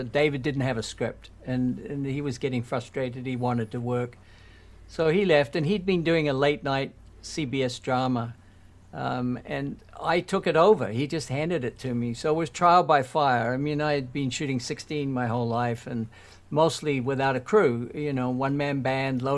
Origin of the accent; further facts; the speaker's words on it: New Zealand; moved away as an adult; also born or lived in London, United Kingdom / Toronto, Canada; I was born in New Zealand